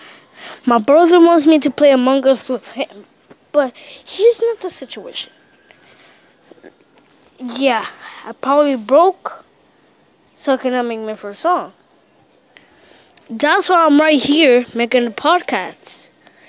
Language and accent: English; Dominican Republic; moved away; my hometown, Dominican Republic